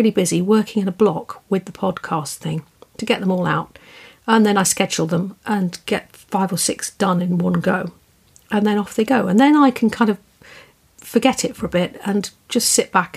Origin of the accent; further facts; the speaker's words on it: southern England, United Kingdom; accent: soft little southern English; I'm British, as you can hear. And I have this soft little southern English accent.